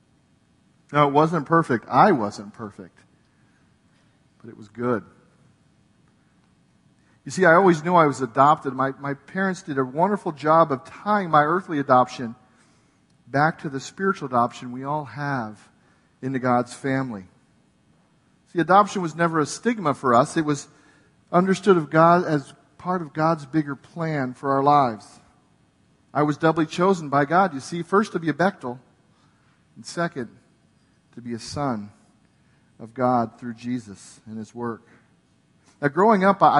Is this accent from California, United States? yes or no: yes; California, United States; also born or lived in New Jersey; I was raised in California.